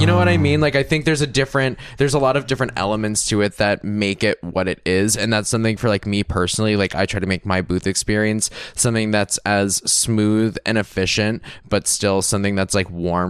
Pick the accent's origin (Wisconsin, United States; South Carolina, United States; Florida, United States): Florida, United States; I'm someone like from Florida